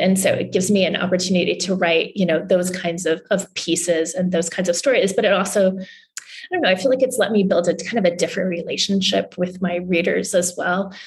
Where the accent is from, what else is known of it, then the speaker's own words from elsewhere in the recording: Newfoundland and Labrador, Canada; also born or lived in New England; now in Washington, DC, United States; I grew up in Canada in a, a, little province in far eastern Canada called Newfoundland